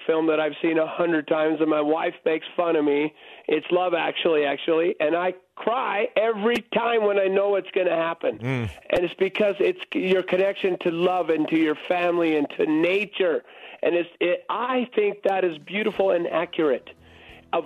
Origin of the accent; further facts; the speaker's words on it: Texas, United States; moved away; I grew up in Texas